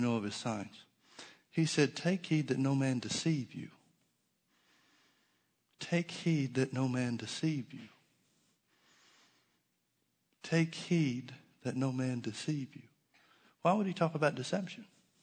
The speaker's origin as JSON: {"language": "English", "country": "United States", "said": "I'm always going to be more Christian than I am American"}